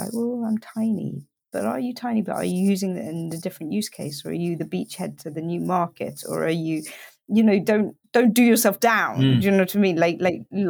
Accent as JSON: {"language": "English", "country": "United Kingdom", "said": "I'm British"}